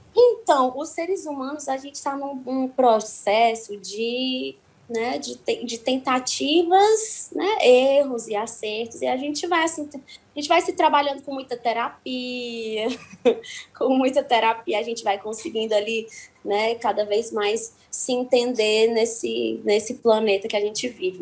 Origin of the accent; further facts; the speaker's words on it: Ceará, Brazil; Eu sou cearense e eu, como brasileira e cearense